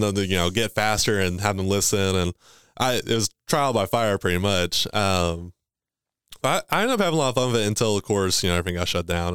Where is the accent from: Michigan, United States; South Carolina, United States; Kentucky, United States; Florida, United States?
Kentucky, United States; Owensboro; also born or lived in Livermore; where I grew up was here in Owensboro all my life.